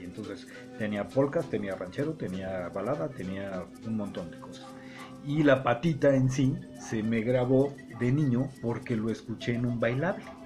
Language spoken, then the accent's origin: Spanish; Mexico City, Mexico; accent: chilango; moved away; Toda la vida a mí me dijeron, hablas como chilango. Mm. y tengo más de 50 años de no vivir en el Distrito Federal